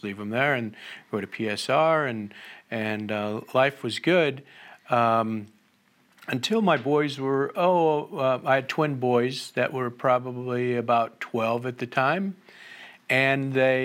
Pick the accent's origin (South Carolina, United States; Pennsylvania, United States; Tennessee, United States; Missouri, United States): Missouri, United States; Jennings; I was raised in Jennings, which is in North County